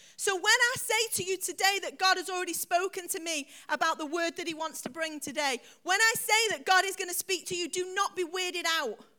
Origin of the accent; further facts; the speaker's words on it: United Kingdom; we're British